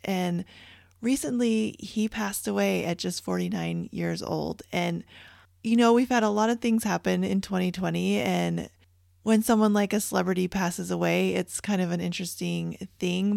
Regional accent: Canada; moved away; I grew up in Canada

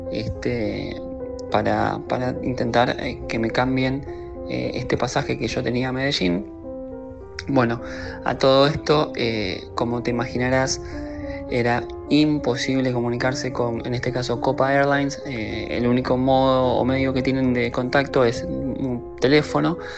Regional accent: Argentina; soy de Argentina

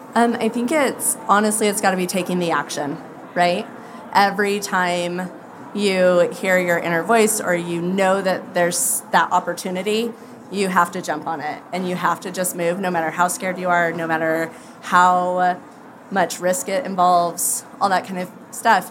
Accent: Idaho, United States; I'm from Idaho

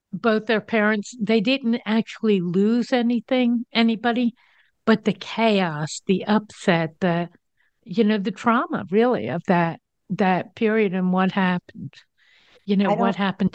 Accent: East Coast, United States; I'm from the East Coast

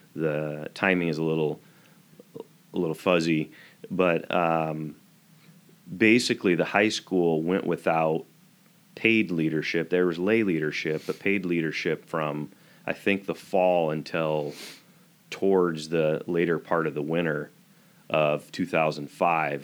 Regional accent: eastern Washington, United States; also born or lived in Spokane, Washington / Odessa, Washington / LaCrosse, Washington / Lacey, Washington; I grew up in eastern Washington. I was born in Spokane.

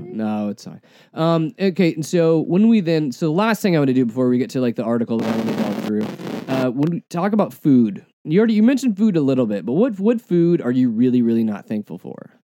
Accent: United States; we are American

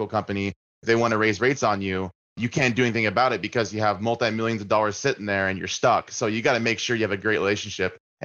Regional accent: Washington, United States; being born and raised in Washington my entire life, it's a beautiful state

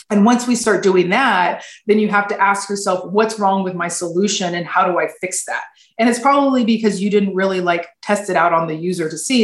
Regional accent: rural Fresno County, California, United States; also born or lived in Sacramento area; I was raised in the Fresno area, actually in the rural Fresno County

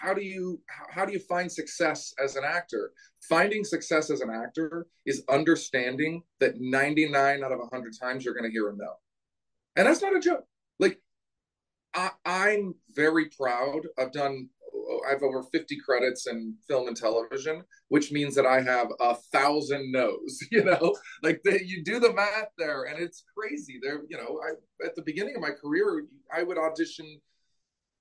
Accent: Portland, Oregon, United States; moved away as an adult; now in Los Angeles, United States; my hometown, Portland, Oregon.

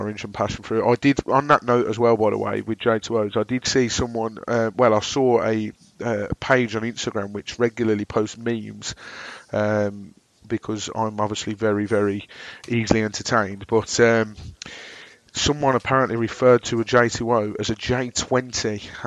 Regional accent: Birmingham, West Midlands, United Kingdom; accent: Brummy; my droning Brummy accent

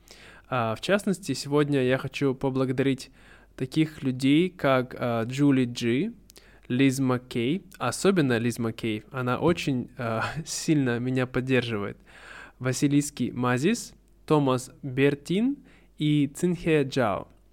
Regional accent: Russia; now in Vietnam; я давно хотел переехать в Россию, хотел вернуться, да, домой, хотел жить в родном городе

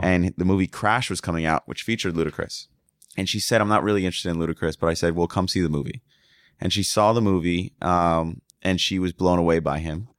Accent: the North, United States; moved away; I was from the North

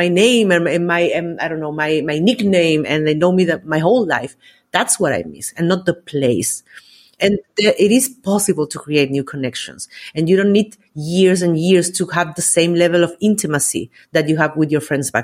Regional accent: Valparaíso, Chile; moved away as an adult; also born or lived in Austria; now in Spain; I'm from Chile originally, and I moved to Austria in 2010. And after almost 8 years, we decided to move to Spain

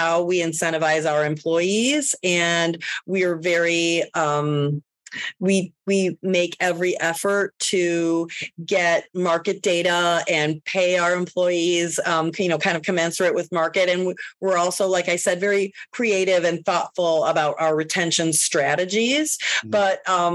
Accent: Northwest Indiana, United States; now in Chicago, United States; I'm was born and raised in Northwest Indiana

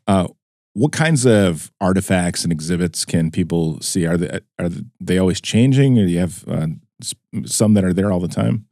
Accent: Wisconsin, United States; I grew up kinda off of Highway eighty-three

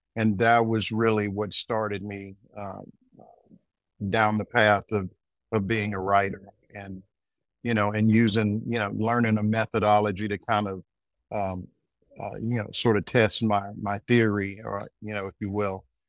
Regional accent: Arkansas, United States; moved away as an adult; also born or lived in New York; now in North Carolina, United States; I'm originally from Arkansas

